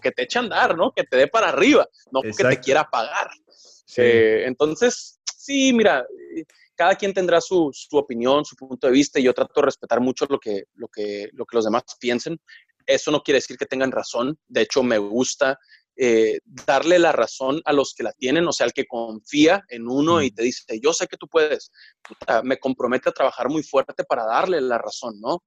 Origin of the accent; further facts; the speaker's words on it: Mexicali, Baja California, Mexico; moved away as an adult; also born or lived in Monterrey; estudiaba la prepa en Mexicali, en Baja California, eh, que es mi ciudad natal, es donde nací, donde viví hasta, hasta que acabé la prepa y me fui a estudiar la carrera a Monterrey.